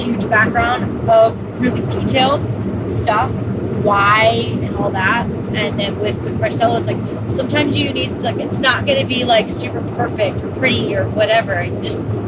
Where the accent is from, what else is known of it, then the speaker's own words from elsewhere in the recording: Los Angeles, California, United States; I'm from LA, right? From the Valley.